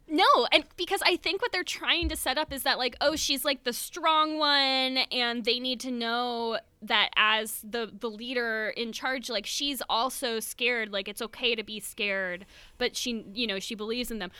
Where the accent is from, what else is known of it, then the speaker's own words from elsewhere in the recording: Florida, United States; we are from Florida